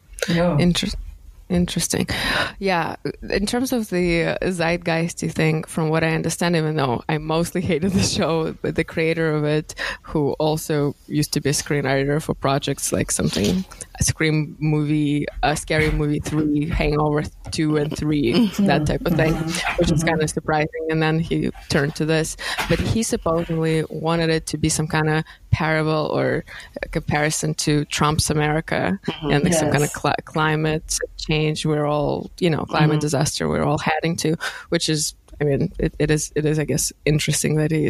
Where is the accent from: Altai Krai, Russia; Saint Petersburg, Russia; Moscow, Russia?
Moscow, Russia; moved away; coming from there, I grew up in Moscow